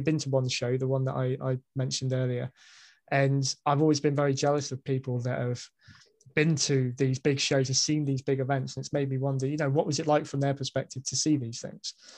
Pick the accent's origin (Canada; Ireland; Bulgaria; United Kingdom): United Kingdom; as a Brit